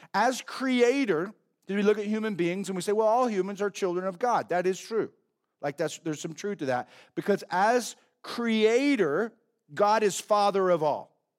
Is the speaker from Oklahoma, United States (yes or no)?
yes; Oklahoma, United States; growing up in Oklahoma